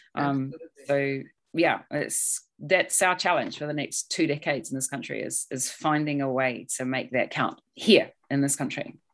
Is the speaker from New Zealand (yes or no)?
yes; New Zealand; moved away as an adult; also born or lived in United Kingdom; I'm a New Zealander, but I left this country when I was 23 years old. So to come back in my 40s